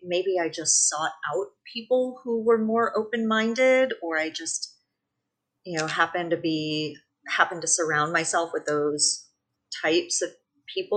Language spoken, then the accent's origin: English; San Francisco Bay Area, California, United States; I grew up in the San Francisco Bay Area